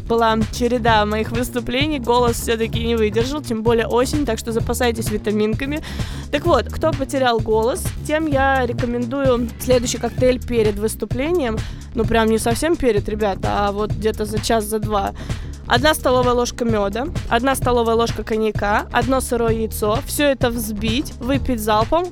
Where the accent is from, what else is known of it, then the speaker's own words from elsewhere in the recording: Moscow, Russia; also born or lived in Rostov Oblast; now in United States; я приезжала из Москвы к бабушке в Ростовской области